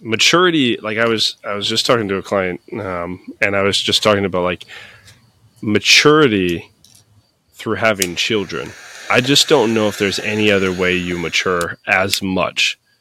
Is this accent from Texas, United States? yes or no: no; Peoria, Illinois, United States; also born or lived in Florida / Haleyville, Alabama / Dunlap, Illinois; moved up because my dad got a job up here in old Peoria, P Town Brown, and uh, lived there pretty, pretty much most of my life